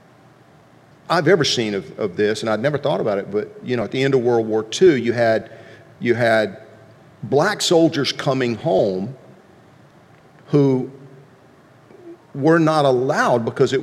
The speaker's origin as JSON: {"language": "English", "region": "Deep South", "country": "United States", "tie": "born or raised there", "said": "growing up in the Deep South"}